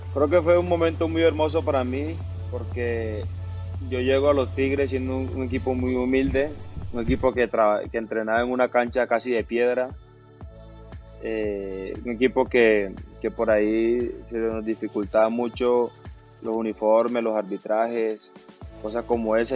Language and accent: Spanish; Barranquilla, Atlántico, Colombia; moved away; also born or lived in Medellín; la camisa de mi tierra